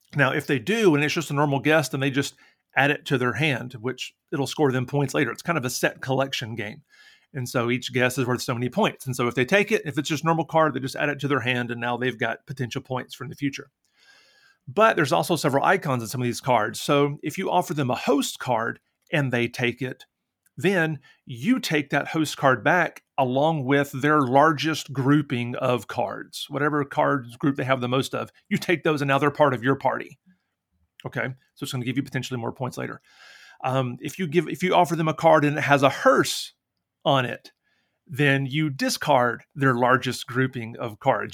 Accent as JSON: {"language": "English", "region": "Tennessee", "country": "United States", "moved": "yes", "lives_now": "Indiana, United States", "said": "I'm also from Tennessee"}